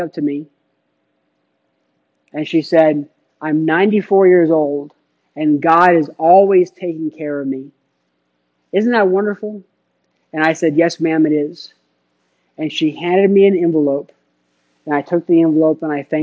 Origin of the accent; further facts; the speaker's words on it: Phoenix, Arizona, United States; moved away as an adult; also born or lived in Cincinnati, Ohio; I was in Phoenix. I grew up in Phoenix